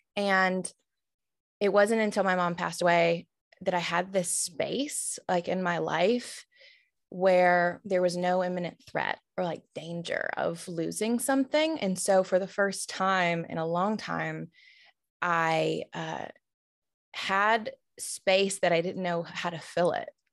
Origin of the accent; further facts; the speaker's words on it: Tuscaloosa, Alabama, United States; now in Atlanta, United States; I grew up in Tuscaloosa, where the University of Alabama is